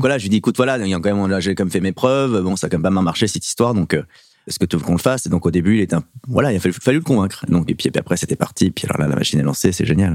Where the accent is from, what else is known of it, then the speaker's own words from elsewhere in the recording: Paris suburbs, Île-de-France, France; j'ai fait toute mon adolescence aussi, même à roy en banlieue parisienne